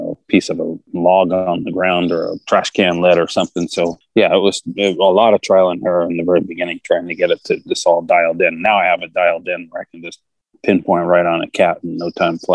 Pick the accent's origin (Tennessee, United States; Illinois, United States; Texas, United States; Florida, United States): Texas, United States; moved away as an adult; also born or lived in California; I grew up in Texas